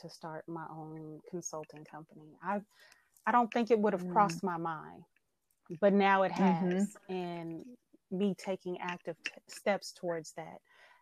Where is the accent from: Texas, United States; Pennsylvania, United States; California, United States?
California, United States; Oakland; I'm born and raised in Oakland, California